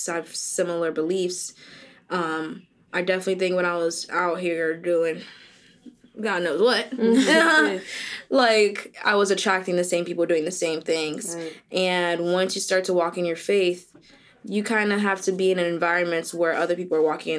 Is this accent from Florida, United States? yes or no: yes; Boca Raton, Florida, United States; I'm from Boca.